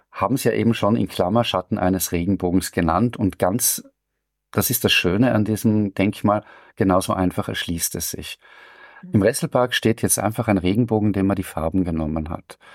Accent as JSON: {"language": "German", "region": "Vienna", "country": "Austria", "said": "Da will man sozusagen als Wiener und gar nicht jammern, was natürlich dem Wiener an und für sich ein großes Problem ist, weil das gehört zu dieser Stadt."}